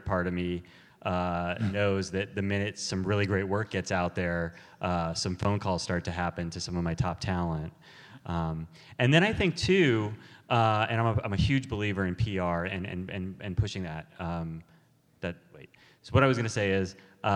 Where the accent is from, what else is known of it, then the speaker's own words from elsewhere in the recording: Los Angeles, California, United States; growing up in Los Angeles